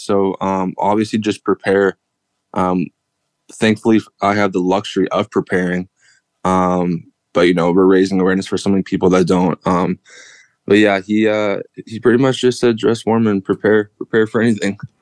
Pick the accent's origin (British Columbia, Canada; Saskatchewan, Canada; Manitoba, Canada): Manitoba, Canada; Winnipeg; moved away as an adult; now in Hamilton, Canada; Growing up in Winnipeg, I'm kind of, I'm kind of, I guess, used to the cold, you could say.